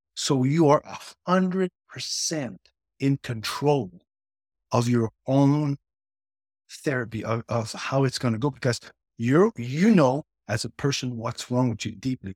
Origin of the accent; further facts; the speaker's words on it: near Montreal, Quebec, Canada; I grew up in, near Montreal, Canada